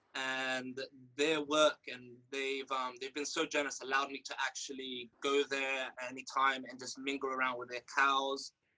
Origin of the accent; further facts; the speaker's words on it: Rio de Janeiro, Brazil; now in England; born and raised in Rio de Janeiro